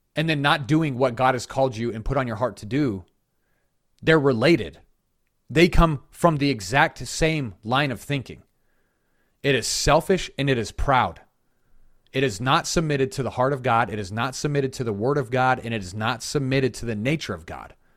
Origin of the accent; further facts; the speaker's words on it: Colorado, United States; now in South Carolina, United States; I'm from Colorado